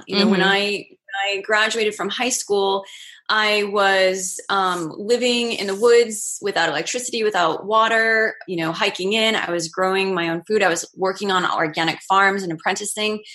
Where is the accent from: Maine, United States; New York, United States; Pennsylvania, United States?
Maine, United States; I grew up in Maine and I grew up going outside